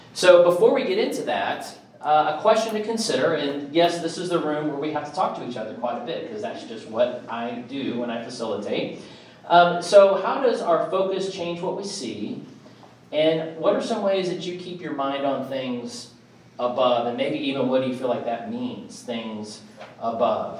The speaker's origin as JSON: {"language": "English", "town": "Kansas City", "region": "Missouri", "country": "United States", "tie": "born or raised there", "moved": "yes", "lives_now": "Nashville, United States", "said": "I grew up in Kansas City, and you know, snow in the winter, it was cold. Had kind of that Midwest card"}